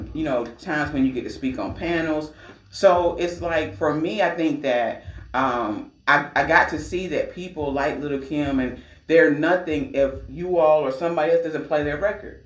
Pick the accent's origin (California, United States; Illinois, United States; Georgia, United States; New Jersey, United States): Georgia, United States; now in Virginia, United States; I'm from Georgia.